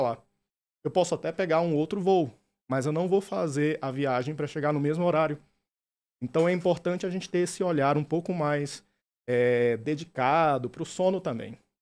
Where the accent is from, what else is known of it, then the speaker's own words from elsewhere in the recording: interior of Pará, Brazil; moved away; also born or lived in São Luís, Maranhão; eu sou natural do interior do Pará, mas minha família mudou para São Luís do Maranhão e fiz faculdade.